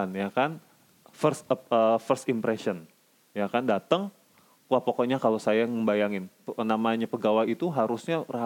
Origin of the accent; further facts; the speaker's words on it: North Sumatra, Indonesia; Eh maaf saya orang Batak jadi saya berhak ngomong begitu.